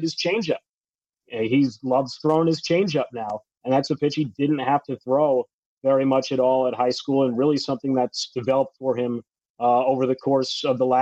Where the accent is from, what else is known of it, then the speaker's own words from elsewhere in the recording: New Jersey, United States; my home state of New Jersey